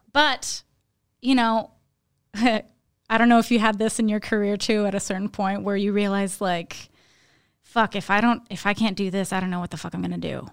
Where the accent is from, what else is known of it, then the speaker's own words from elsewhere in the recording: Laurentians, Quebec, Canada; now in Montreal, Canada; I grew up up north in Laurentians of Quebec